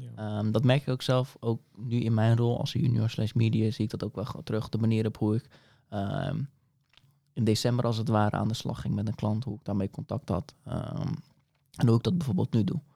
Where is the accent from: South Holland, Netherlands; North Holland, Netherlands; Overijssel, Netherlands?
South Holland, Netherlands; Dordrecht; now in Papendrecht, Netherlands; ben in Dordrecht geboren en getogen